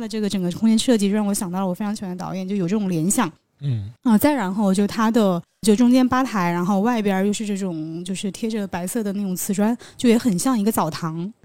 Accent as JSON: {"language": "Chinese", "region": "southern China", "country": "China", "moved": "yes", "lives_now": "Beijing, China", "said": "作为一个南方人"}